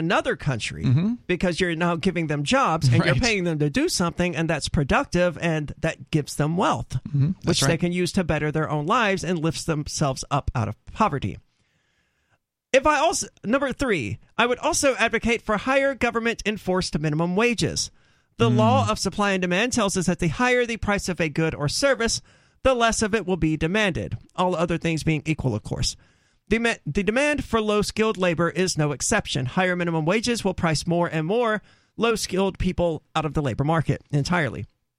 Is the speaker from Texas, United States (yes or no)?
no; North Carolina, United States; In my home state of North Carolina...